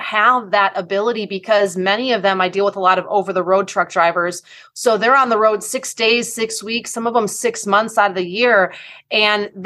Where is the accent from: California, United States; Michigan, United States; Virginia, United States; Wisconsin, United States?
Wisconsin, United States; I am from the Midwest. Go Team Wisconsin.